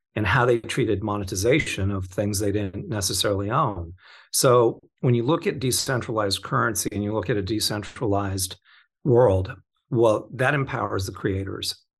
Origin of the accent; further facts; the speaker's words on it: Orange County, California, United States; also born or lived in Torrance, California / Florida; I grew up in Orange County, kind of. I was born in Torrance